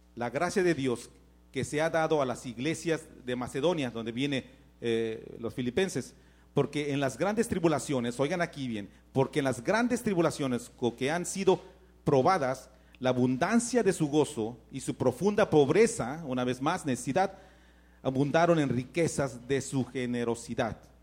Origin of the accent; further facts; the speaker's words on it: Mexico; moved away; Yo tenía necesidades en México